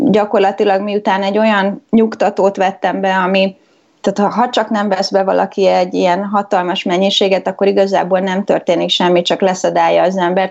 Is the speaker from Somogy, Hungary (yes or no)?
no; Budapest, Hungary; moved away as an adult; now in London, United Kingdom; én budapesti vagyok, és Pesten jártam egy egyetemre